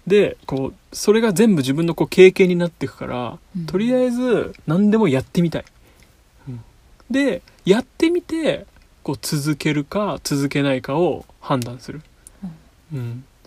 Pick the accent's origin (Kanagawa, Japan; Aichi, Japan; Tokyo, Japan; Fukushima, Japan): Kanagawa, Japan; 僕は、えっと、神奈川県で、えっと、湘南育ちです